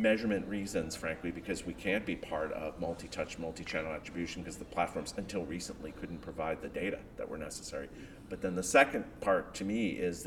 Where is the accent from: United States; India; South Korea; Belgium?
United States; I'm American